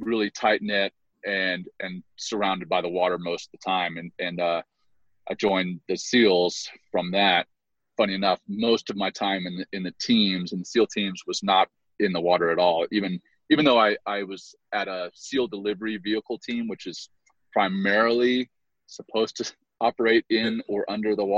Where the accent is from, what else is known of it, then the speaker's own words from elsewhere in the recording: Louisiana, United States; also born or lived in Cape Town, South Africa / Johannesburg, South Africa; I grew up in Louisiana